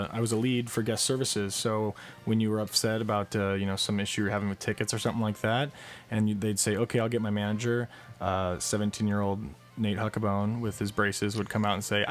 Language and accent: English; La Mirada, California, United States; I grew up in La Mirada. It's right on the edge of LA County and Orange County